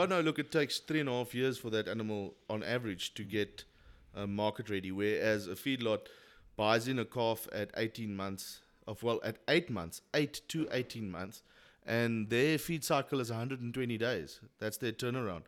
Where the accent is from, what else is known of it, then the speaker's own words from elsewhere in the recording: Queenstown, Eastern Cape, South Africa; I was born and bred in Queenstown